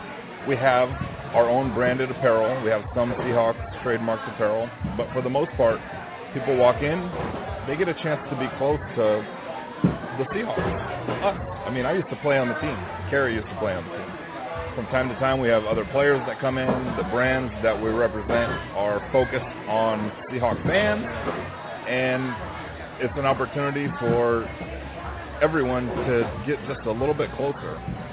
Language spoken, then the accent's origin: English; California, United States; I'm adopted. I came from the Bay Area.